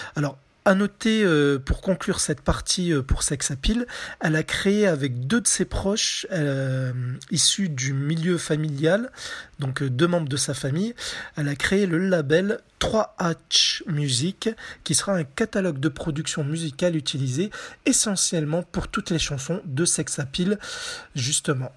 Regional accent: France; chez nous en France

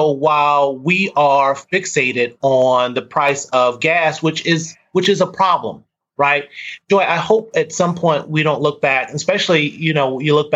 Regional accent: the South, United States; I'm from the South

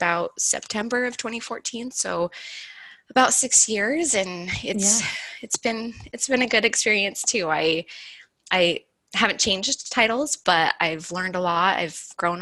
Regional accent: Utah, United States; I'm from Utah

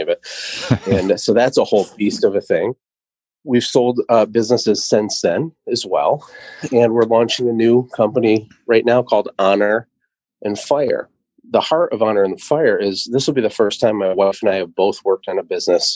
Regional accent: Michigan, United States; also born or lived in Costa Rica; I'm from Michigan

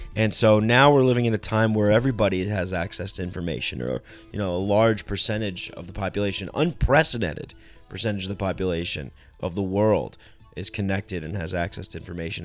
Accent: New York, United States; I grew up in New York

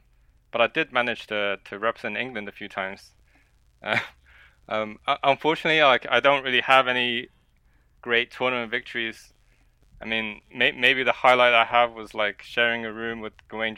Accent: China; born there; English is a second language; I was born in China, and I was playing various board games, and I just so happened to enjoy chess the most

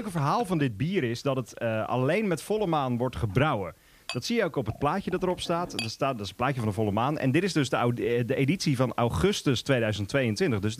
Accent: Netherlands; accent: soft G (zachte G); Ik heb een zachte G

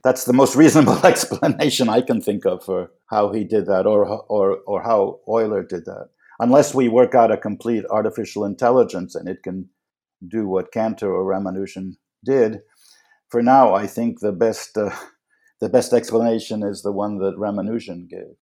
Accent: New York City, New York, United States; a kid growing up in Manhattan

